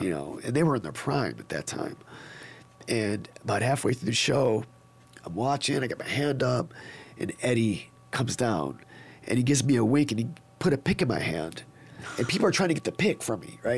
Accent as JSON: {"language": "English", "town": "Niagara Falls", "region": "New York", "country": "United States", "tie": "born or raised there", "moved": "yes", "said": "I'm from Niagara Falls, New York"}